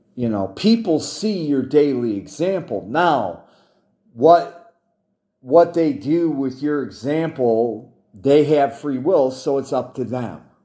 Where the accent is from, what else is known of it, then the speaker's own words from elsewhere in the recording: United States; I'm an American and I'm former U S Army